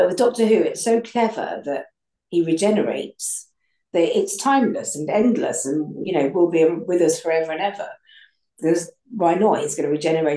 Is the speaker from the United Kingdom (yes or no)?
yes; United Kingdom; I'm so proud of it being a British thing rather than an American thing